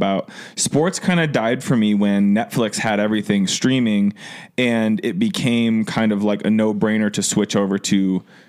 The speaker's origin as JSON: {"language": "English", "region": "Ohio", "country": "United States", "said": "I'm from Ohio"}